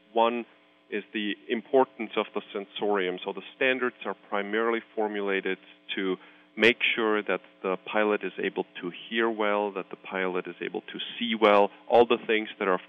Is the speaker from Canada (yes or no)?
no; Switzerland; You know, I hail originally from Switzerland, and there is no such thing as aerospace medicine as a specialty in Switzerland.